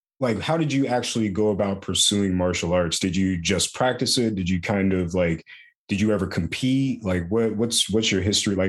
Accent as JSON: {"language": "English", "region": "Florida", "country": "United States", "tie": "born or raised there", "said": "I was a black kid in Florida on rollerblades."}